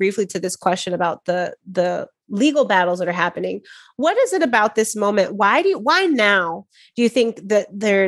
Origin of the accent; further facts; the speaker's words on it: Midwest, United States; As a Midwesterner